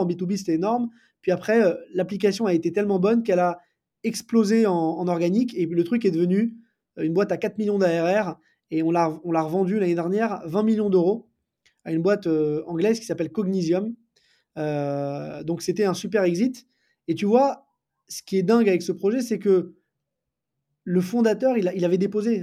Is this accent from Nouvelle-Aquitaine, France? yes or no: no; Paris, Île-de-France, France; je, suis parisien, né à Paris, j'ai grandi à Paris